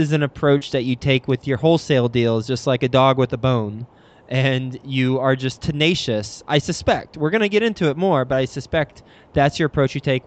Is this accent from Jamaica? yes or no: no; Dallas, Texas, United States; moved away; based in Dallas, Texas. My old hometown